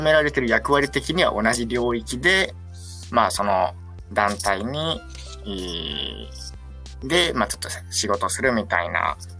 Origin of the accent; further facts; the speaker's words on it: Okayama, Japan; 岡山生まれ、岡山育ちの、あの、田舎のペーペー